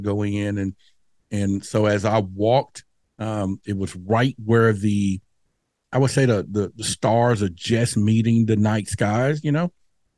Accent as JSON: {"language": "English", "town": "Dallas", "region": "Texas", "country": "United States", "tie": "born or raised there", "said": "where I grew up in Dallas at that time, near the Dallas Zoo, you know, we would play under the street lights."}